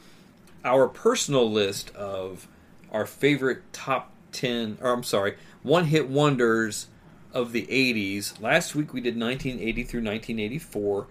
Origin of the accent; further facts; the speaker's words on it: Ashville, Ohio, United States; I grew up in Asheville, Ohio